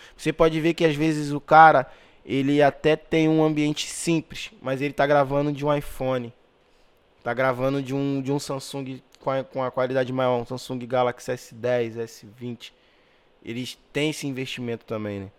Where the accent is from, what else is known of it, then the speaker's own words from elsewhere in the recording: Magé, Rio de Janeiro, Brazil; moved away as an adult; also born or lived in Pavuna, Rio de Janeiro; Eu não era tão valorizado ali na minha, na minha cidade